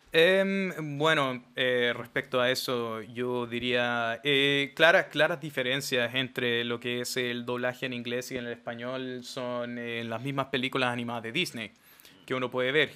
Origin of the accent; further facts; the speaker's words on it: Chile; somos chilenos